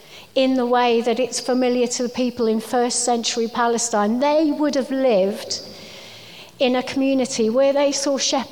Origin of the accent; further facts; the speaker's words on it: Wales, United Kingdom; And I think I am Welsh, although you wouldn't know it from my accent, but if I was speaking to my family on the phone, you definitely would see the difference.